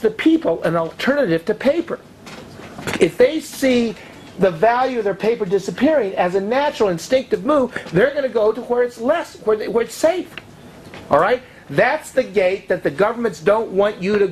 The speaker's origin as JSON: {"language": "English", "country": "United States", "tie": "born or raised there", "said": "I'm an American. And I come to you from a country that is so different than the country I grew up in."}